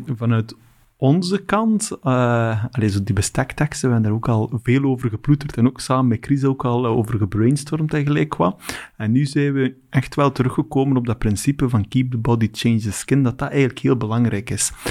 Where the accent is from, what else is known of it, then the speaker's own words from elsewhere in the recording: West Flanders, Belgium; ik kom van West-Vlaanderen